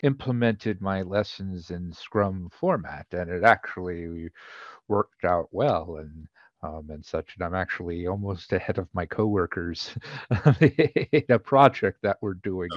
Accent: Somerset, New Jersey, United States; also born or lived in Miami, Florida / Washington, D.C. / Maryland; now in Virginia, United States; I'm originally from Somerset, New Jersey, Exit 9

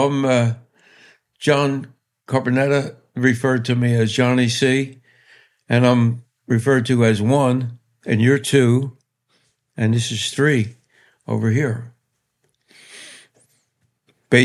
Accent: Philadelphia, Pennsylvania, United States; I'm sitting in the place where I was born. Very close to it. I was born on Erdick Street

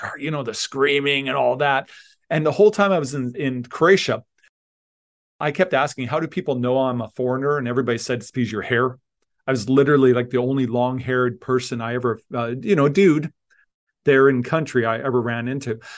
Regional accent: Leduc, Alberta, Canada; moved away; also born or lived in Tanzania; I grew up in Leduc, Alberta. I'm, I was a farm kid

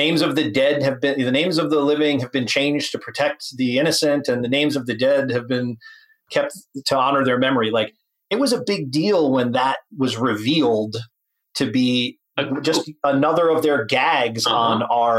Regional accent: Connecticut, United States; I grew up in Connecticut

